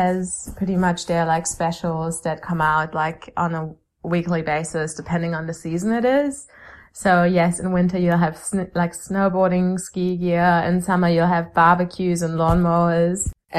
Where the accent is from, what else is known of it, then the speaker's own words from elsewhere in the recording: Germany; moved away; I'm from Germany